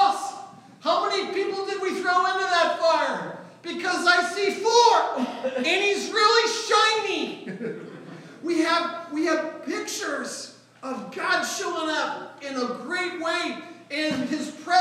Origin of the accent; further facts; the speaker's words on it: St. Louis, Missouri, United States; I grew up in North County, St. Louis, where it was never dark where I lived